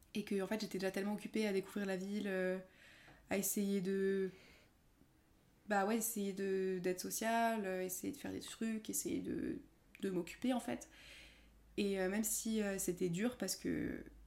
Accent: France; also born or lived in Edinburgh, United Kingdom; De France

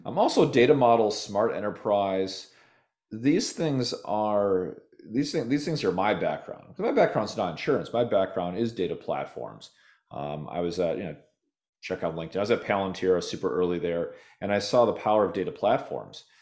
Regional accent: Minnesota, United States; also born or lived in Nevada / California; now in Austin, United States; I'm from Minnesota originally

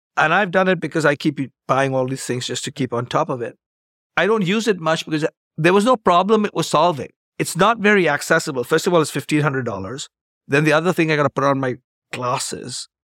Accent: India; moved away as an adult; also born or lived in Chicago, United States; I grew up in India, got a degree in math

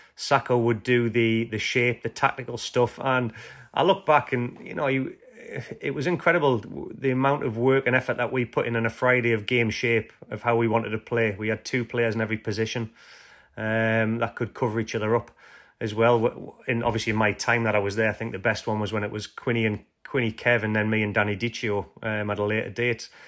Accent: Whitley Bay, North East England, United Kingdom; I'm from Whitley Bay

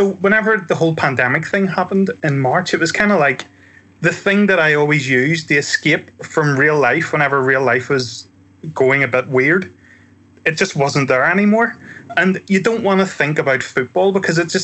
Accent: Ireland; I'm Irish and we use the word crack, again, spelled differently, to mean like banter.

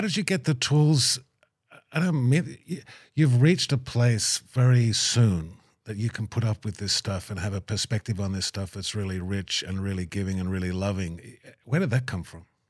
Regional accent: Tamworth, New South Wales, Australia; moved away; so Tamworth growing up for me was just one of those sort of, I, you know, beautiful country, you know, experience growing up. And I grew up on a farm just out past the airport

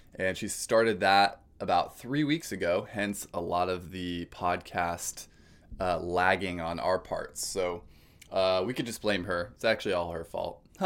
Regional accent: California, United States; moved away as an adult; also born or lived in Oregon; I've been born and raised in California, spent most of my life there, aside from some college outside of California and Oregon

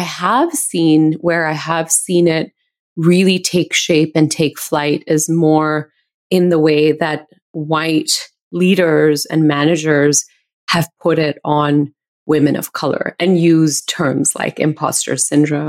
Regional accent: India; now in United States; being an Indian woman

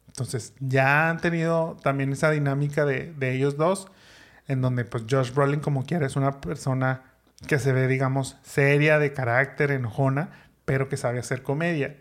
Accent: Monterrey, Nuevo León, Mexico; los que somos de Monterrey o hemos vivido en Monterrey en Nuevo León

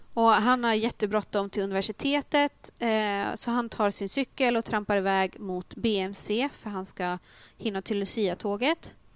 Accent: a small place outside Uppsala, Uppsala County, Sweden; jag är ju från en liten ort utanför Uppsala

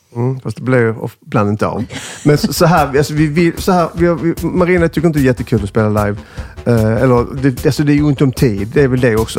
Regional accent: Skåne, Sweden; accent: Scanian (skånska); jag är ju jättepatriotisk, ännu mer när jag är i liksom, Stockholm som nu, för då överdriver jag min skånska

